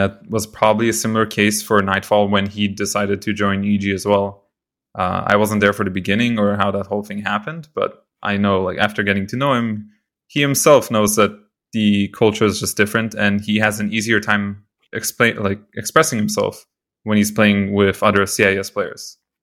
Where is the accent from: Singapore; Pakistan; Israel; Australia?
Israel; moved away; also born or lived in Canada; I'm from Israel